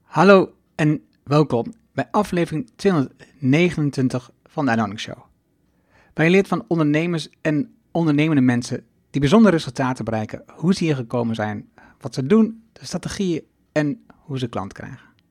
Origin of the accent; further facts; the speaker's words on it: Twente, Overijssel, Netherlands; now in Achterhoek, Netherlands; ik kom uit Twente, woon nu in eh, ehm, eigenlijk de Limers, maar laten we zeggen de Achterhoek